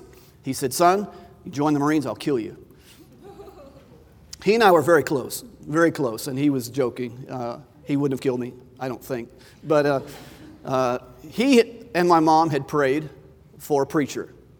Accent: Hawaii, United States; also born or lived in North Carolina / Florida / Georgia; I grew up in Hawaii. I lived in North Carolina, Florida, Georgia.

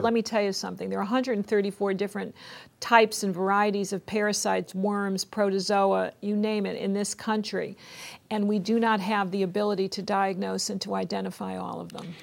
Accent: West Hartford, Connecticut, United States; I went back to West Hartford, Connecticut, which is my hometown, home state of Connecticut

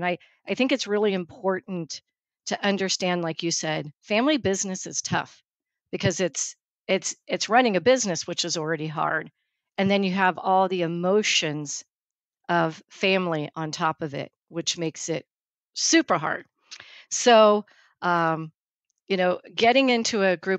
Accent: California, United States; My dad is a hardcore Californian. I think I'm the fourth or fifth generation. We came in a wagon from Iowa in 1853, and we've been in the Bay Area ever since.

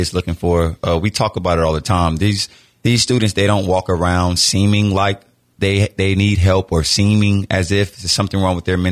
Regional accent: Miami, Florida, United States; I'm from Miami, Florida

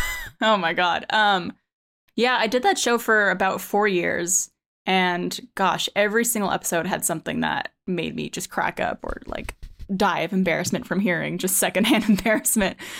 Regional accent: Montreal, Quebec, Canada; moved away as an adult; now in Austin, United States; I'm originally from Montreal, Canada

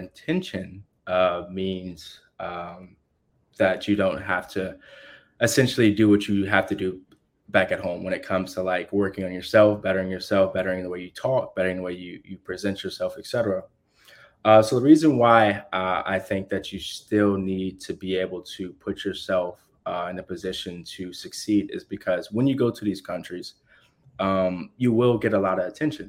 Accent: United States

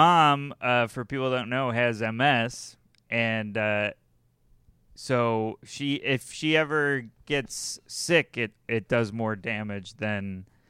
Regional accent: United States; I think it's because I'm American.

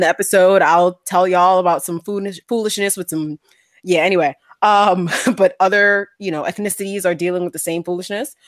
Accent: New York City, New York, United States; I was born in the Bronx

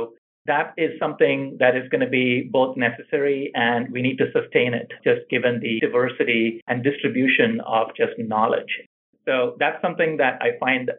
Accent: India; moved away as an adult; also born or lived in Pittsburgh, Pennsylvania / New Jersey; now in California, United States; So I grew up in India, finished my high school and my undergraduate in pharmacy there, and then I moved to the United States.

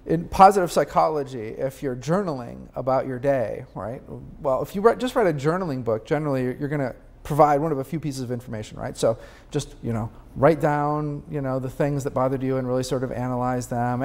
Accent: Peoria, Illinois, United States; I was having dinner at my hometown, Peoria, Illinois, with my mom.

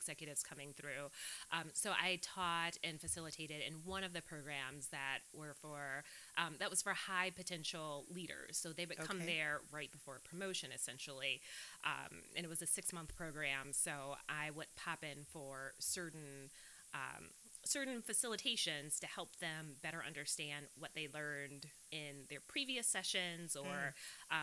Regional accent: Milwaukee, Wisconsin, United States; accent: California; moved away; Right here in Milwaukee. So I grew up in Sherman Park with a wonderful my mom and my dad and my sister. So I'm a Milwaukee girl

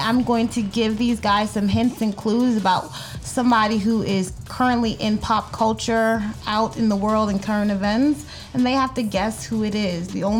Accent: New York, United States; now in Florida, United States; I'm from New York and a lot of my family's there.

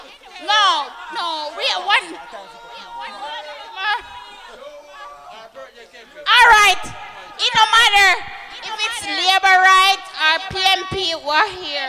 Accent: Spanish Town, Saint Catherine, Jamaica; Big up Jamaica. Straight. But I'm from Spanish Town. St. Catherine.

